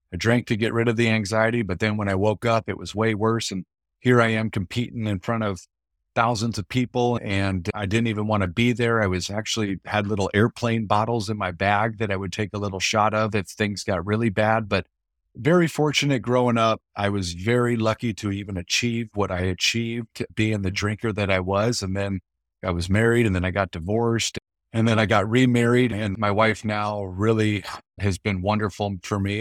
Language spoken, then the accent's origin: English; Mesa, Arizona, United States; I grew up out here in East Mesa, Phoenix, Arizona